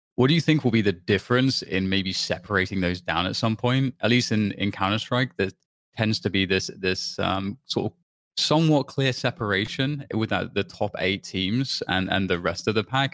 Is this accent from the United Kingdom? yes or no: yes; United Kingdom; I'm British